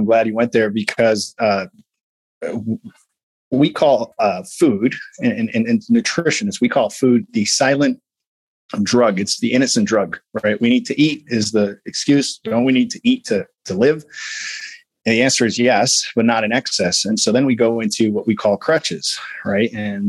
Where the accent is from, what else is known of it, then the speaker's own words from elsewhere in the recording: Midwest, United States; I'm big bone. I'm from the Midwest. My mom was obese. My dad was obese.